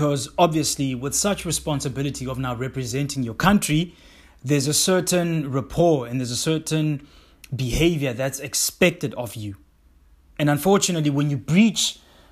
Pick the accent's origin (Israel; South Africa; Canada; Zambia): South Africa; I am a South African black man of color